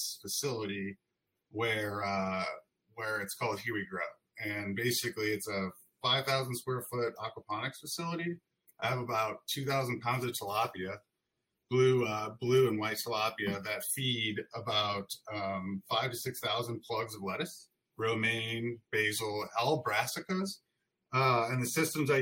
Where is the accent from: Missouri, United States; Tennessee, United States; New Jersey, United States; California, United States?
Missouri, United States; St. Louis; we were born and raised in St. Louis